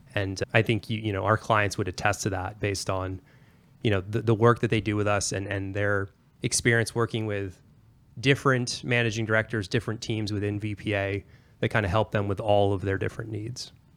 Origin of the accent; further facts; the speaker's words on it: Pennsylvania, United States; moved away; I'm originally an East Coaster. I'm from Pennsylvania, born and raised